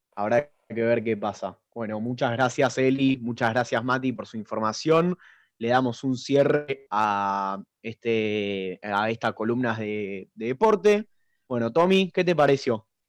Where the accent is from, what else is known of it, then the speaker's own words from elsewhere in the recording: Argentina; nosotros los argentinos tenemos ese sentimiento